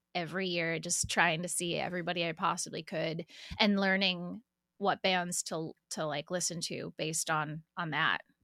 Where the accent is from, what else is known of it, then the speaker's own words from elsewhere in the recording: Syracuse, New York, United States; moved away as an adult; also born or lived in Fredonia, New York / California / Nashville; now in Philadelphia, United States; I'm from Syracuse. I stayed there until I went to college at Fredonia State